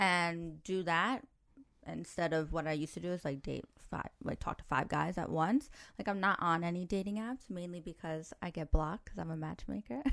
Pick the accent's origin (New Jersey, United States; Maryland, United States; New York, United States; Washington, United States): New York, United States; moved away as an adult; now in Dubai, United Arab Emirates; I grew up in New York where you can't talk to anybody